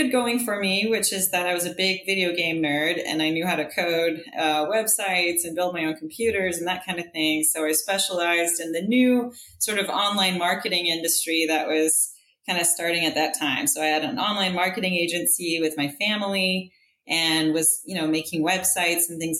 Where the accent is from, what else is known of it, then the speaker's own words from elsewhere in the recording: Texas, United States; also born or lived in Middle East; So I was born in the Middle East right before the Gulf War. My parents were professionals in the Middle East. My dad's from the UK. My mom's from Syria. And we moved around a lot when I was a kid and ended up moving to Texas